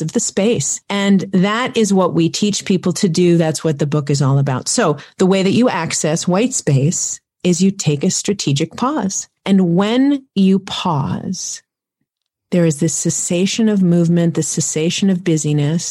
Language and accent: English; New York City, New York, United States; I grew up in Manhattan